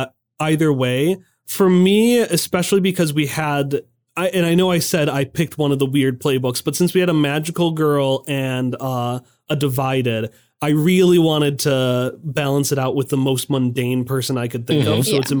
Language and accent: English; Hartford, Connecticut, United States; I'm from Hartford, and my want is to befriend all the little critters.